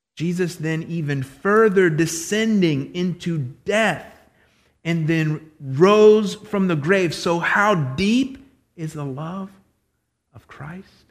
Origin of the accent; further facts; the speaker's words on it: Florida, United States; I'm from Florida